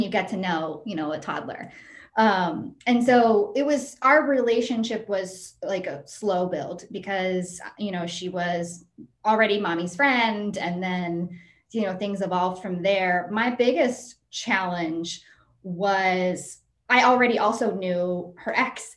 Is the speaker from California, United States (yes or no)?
no; West Virginia, United States; I grew up in West Virginia